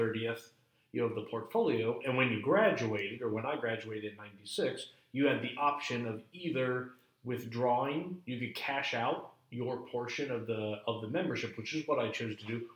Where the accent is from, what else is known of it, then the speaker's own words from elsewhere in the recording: Chicago, Illinois, United States; I grew up in Chicago